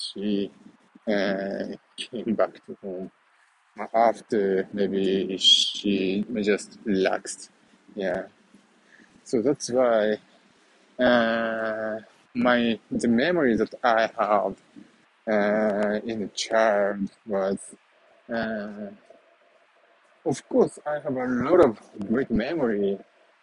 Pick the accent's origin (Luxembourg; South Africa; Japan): Japan; central Japan; moved away; I was born in Japan and in the very small city, middle of Japan